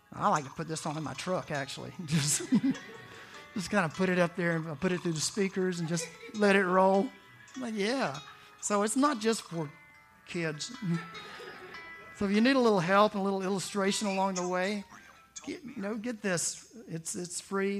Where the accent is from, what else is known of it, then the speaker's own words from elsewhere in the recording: the South, United States; growing up in the South